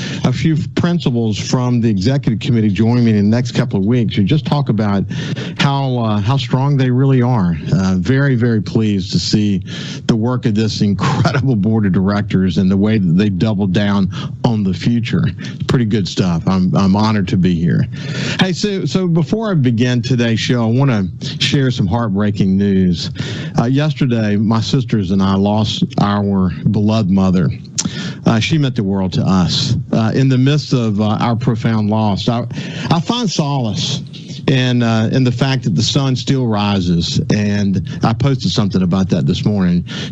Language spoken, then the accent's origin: English; Gulfport, Mississippi, United States; also born or lived in Birmingham, Alabama / Mobile, Alabama / Pensacola, Florida; I came to Gulfport when I was four. So, you know, I was born in Birmingham, lived in Mobile, and then Pensacola, then moved here